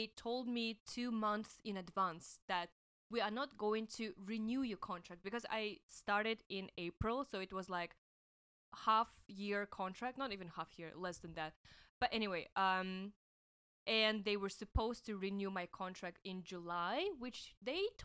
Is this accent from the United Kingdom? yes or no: no; Russia; now in Hong Kong; I'm from Russia